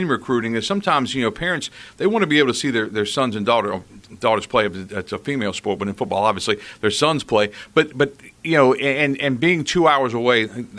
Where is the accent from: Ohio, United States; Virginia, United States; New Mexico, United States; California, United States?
Virginia, United States; Chesapeake; moved away; I was raised in the Tidewater area in Chesapeake